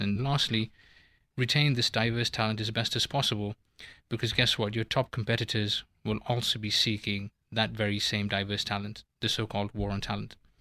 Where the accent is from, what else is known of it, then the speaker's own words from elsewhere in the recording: Kenya; moved away as an adult; also born or lived in United Kingdom; now in Switzerland; I am a straight male of Indian origin who was born and brought up in Kenya, went to university in the U K